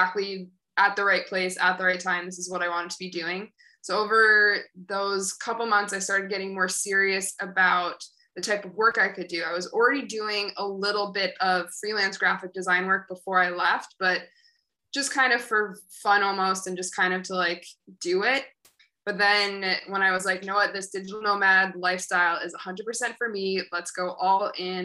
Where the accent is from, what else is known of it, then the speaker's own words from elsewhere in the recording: Syracuse, New York, United States; moved away as an adult; also born or lived in Albany, New York / Boston, Massachusetts / Thailand; now in Bali, Indonesia; I'm from Syracuse, New York. So very snowy place, very opposite of what I've been living in for the past several months. So I grew up in Syracuse.